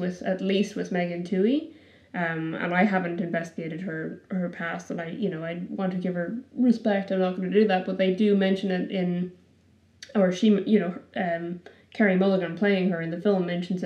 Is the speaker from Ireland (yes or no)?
yes; Ireland; now in Wellington, New Zealand; I grew up in Ireland